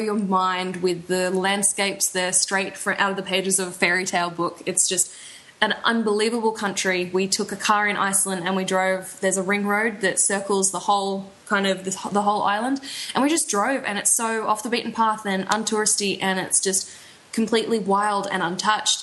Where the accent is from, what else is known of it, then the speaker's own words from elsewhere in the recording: Australia; moved away; I'm from Australia